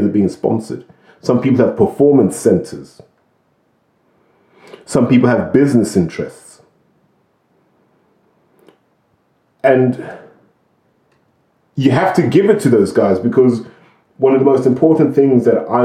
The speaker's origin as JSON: {"language": "English", "country": "United Kingdom", "tie": "born or raised there", "said": "We have our own smack problem in the United Kingdom. I grew up in the middle of a smack problem. That's never been solved here"}